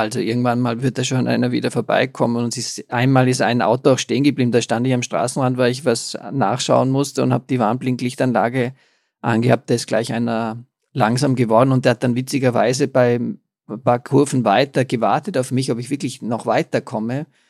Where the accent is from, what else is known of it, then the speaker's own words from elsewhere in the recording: Austria; bei uns in Österreich